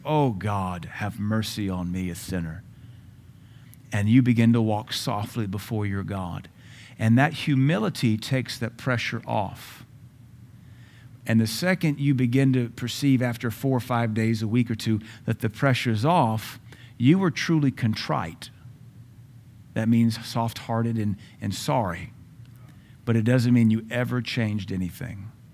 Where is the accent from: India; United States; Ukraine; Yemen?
United States; As Americans, we are very emotional.